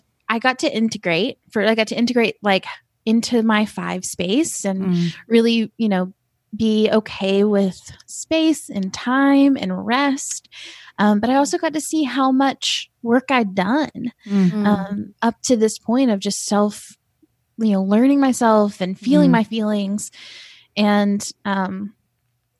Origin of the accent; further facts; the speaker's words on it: Asheville, North Carolina, United States; I'm from Asheville, North Carolina, and I live here. I live in Asheville now